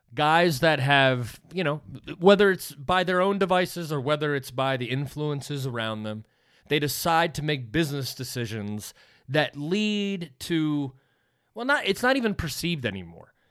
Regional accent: United States; as an American

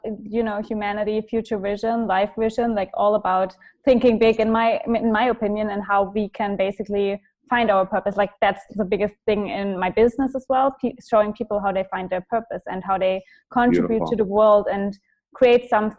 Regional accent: Germany

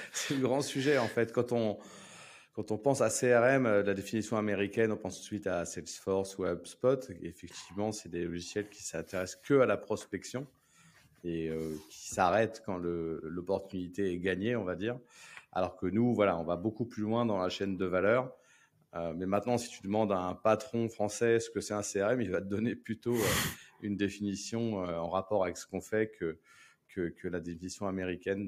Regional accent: Paris, Île-de-France, France; moved away as an adult; now in La Rochelle, France; je suis né à Paris. Hein. Je suis né dans le 15e. Euh, j'ai vécu euh, jusqu'à 35 ans à Paris

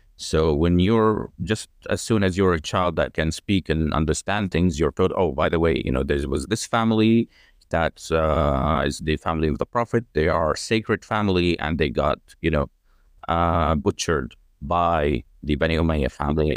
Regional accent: Jordan; also born or lived in United Kingdom / Australia; I grew up in Jordan. I am full-blooded Jordanian.

